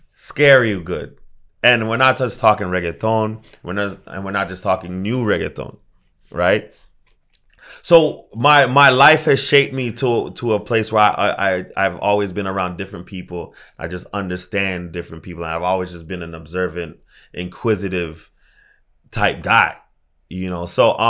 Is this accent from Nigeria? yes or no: no; Jamaica; I'm Jamaican.